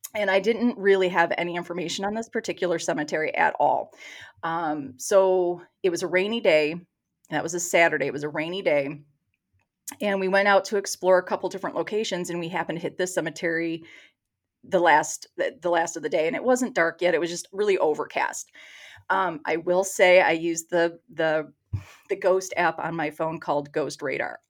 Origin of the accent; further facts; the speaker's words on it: Texas, United States; accent: Michigan; moved away as an adult; also born or lived in Michigan; now in Detroit, United States; when I was about seven or eight years old, we moved to Texas. So, I grew up in Texas